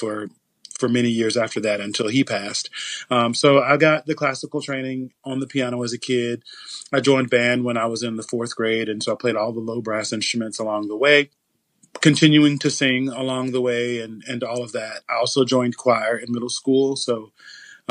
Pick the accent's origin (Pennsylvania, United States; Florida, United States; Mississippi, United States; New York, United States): Mississippi, United States; Biloxi; I'm originally from Biloxi, Mississippi. And being from Biloxi, Mississippi, I grew up on what many people would call the wrong side of the tracks